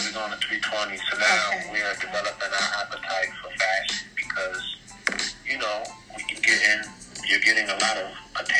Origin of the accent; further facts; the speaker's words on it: St. Croix, U.S. Virgin Islands; also born or lived in Bronx, United States; And like I said, I was born in the Bronx, so I had a lot of time in the Bronx or Harlem. I left for St. Croix when I was